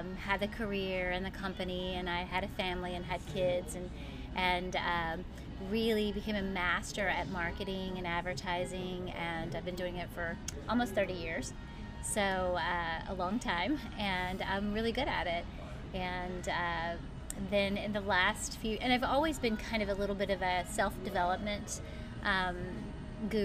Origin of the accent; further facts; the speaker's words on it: Somerset, Kentucky, United States; also born or lived in Ohio; I grew up in Kentucky, Somerset. I was born in Ohio, but I spent most of my life in Kentucky. So a true Southern girl